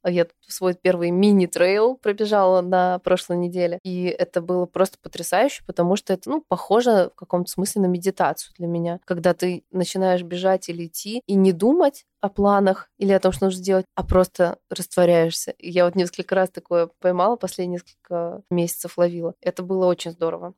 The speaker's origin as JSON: {"language": "Russian", "region": "Almaty", "country": "Kazakhstan", "tie": "born or raised there", "moved": "yes", "said": "Я выросла в Казахстане, я родилась в Алмате, в замечательном южном городе"}